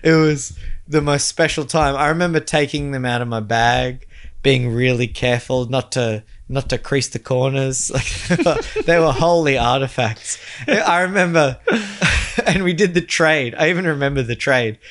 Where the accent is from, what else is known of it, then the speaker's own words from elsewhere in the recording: Australia; as an Australian